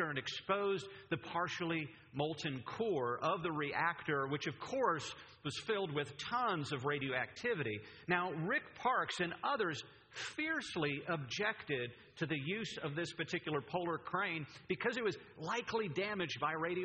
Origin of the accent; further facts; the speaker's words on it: Pennsylvania, United States; moved away; I'm from Pennsylvania, the Keystone State